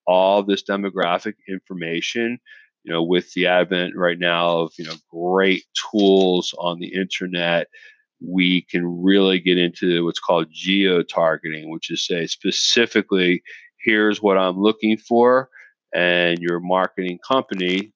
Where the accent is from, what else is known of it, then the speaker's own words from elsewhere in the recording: Philadelphia, Pennsylvania, United States; outside of Philadelphia, my hometown